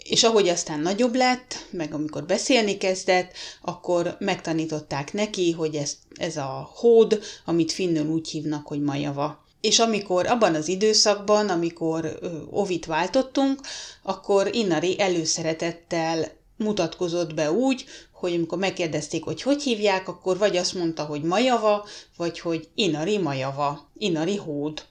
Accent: Hungary; now in Finland; magyarok vagyunk, vagyis, hogy én magyar vagyok

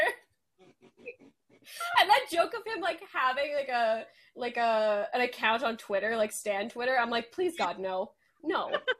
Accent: Canada; yes, we are Canadian.

